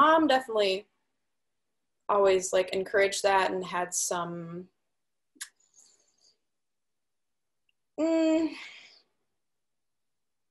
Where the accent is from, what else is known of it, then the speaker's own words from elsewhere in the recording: Des Plaines, Illinois, United States; moved away as an adult; also born or lived in Milwaukee, Wisconsin; Des Plaines, Illinois. It is right outside of Chicago.